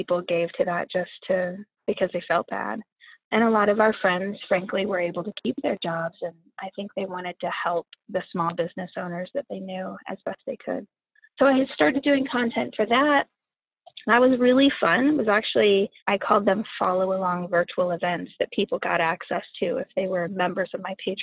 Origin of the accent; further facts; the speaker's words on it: Midwest, United States; now in Oakland, United States; where I grew up in the Midwest